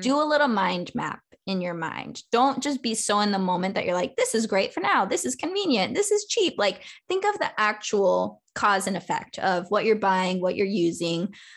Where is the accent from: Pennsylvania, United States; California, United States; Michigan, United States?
California, United States; I'm from California, so I always grew up recycling